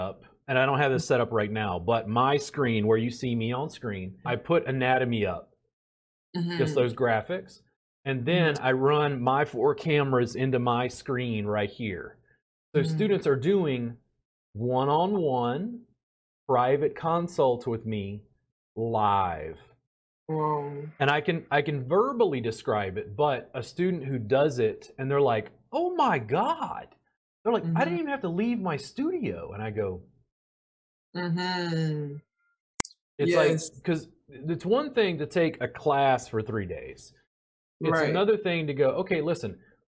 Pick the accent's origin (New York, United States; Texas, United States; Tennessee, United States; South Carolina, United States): Texas, United States; my home state